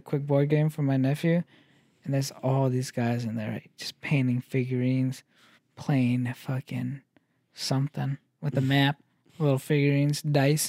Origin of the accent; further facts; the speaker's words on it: Sioux Falls, South Dakota, United States; also born or lived in Brookings, South Dakota; growing up in Sioux Falls